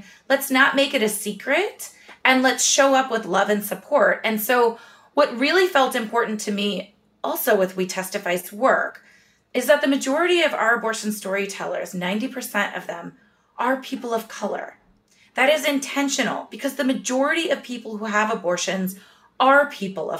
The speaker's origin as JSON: {"language": "English", "town": "Chicago", "region": "Illinois", "country": "United States", "said": "I'm from Chicago."}